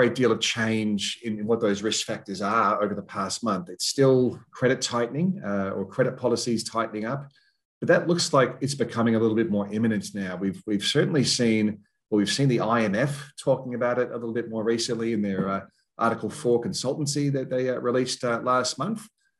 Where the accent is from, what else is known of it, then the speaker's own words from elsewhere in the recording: Queensland, Australia; Even though as a Queenslander, I can go out and do some shopping.